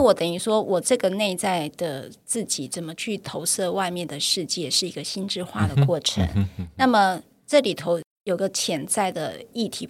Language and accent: Chinese; Taiwan; first language Taiwanese; Chinese is a second language; 因为我那时候讲方言要罚钱的。那我那时候就只会讲台语，不会讲国语啊，所以呃，我完全听不懂老师在说什么